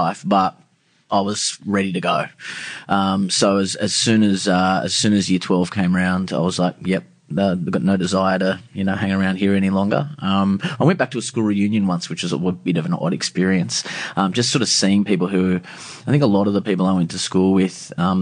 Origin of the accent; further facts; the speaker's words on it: Sydney, New South Wales, Australia; I grew up in the eastern suburbs. I grew up in Coogee